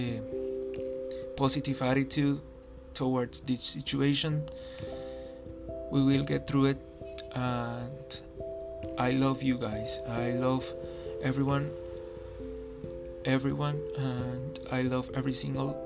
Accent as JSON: {"language": "English", "town": "Ocaña", "region": "Norte de Santander", "country": "Colombia", "tie": "born or raised there", "moved": "yes", "said": "my hometown, Ocaña"}